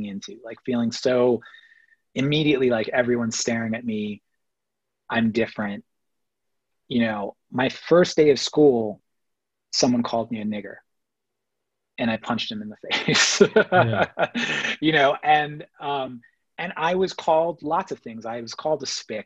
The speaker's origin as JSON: {"language": "English", "town": "New York City", "region": "New York", "country": "United States", "tie": "born or raised there", "also_born_or_lived": "Massapequa, Long Island", "said": "we grew up in Queens, and when I was growing up until we left Queens for, my parents moved to the suburbs in the late 80s to Long Island"}